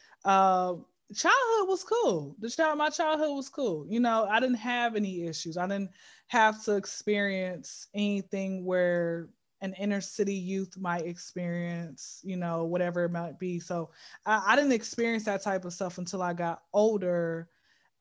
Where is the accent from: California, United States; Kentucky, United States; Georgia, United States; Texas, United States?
Georgia, United States; Atlanta; I've been in Atlanta since I was zero